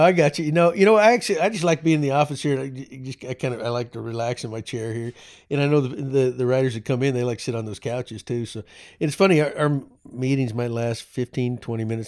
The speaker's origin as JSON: {"language": "English", "region": "Texas", "country": "United States", "tie": "born or raised there", "said": "I am a proud Texan, although New England blood runs through my veins"}